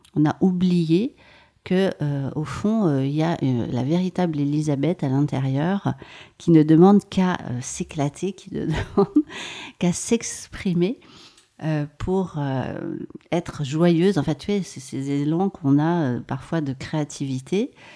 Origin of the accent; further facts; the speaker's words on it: Maurienne, Auvergne-Rhône-Alpes, France; J'ai grandi en Maurienne et je suis née dans les Hautes-Alpes